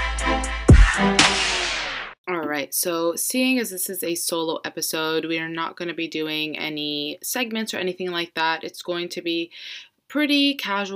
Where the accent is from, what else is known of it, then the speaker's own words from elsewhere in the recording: Florida, United States; I'm born and raised in Florida